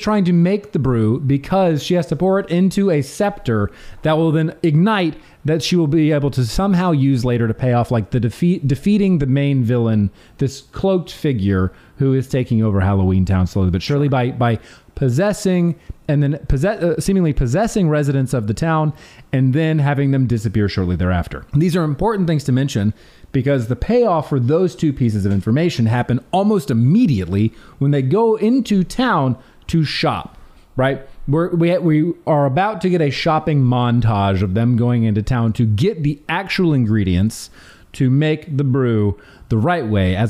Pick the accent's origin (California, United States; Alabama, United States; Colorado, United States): Alabama, United States; I was born in Alabama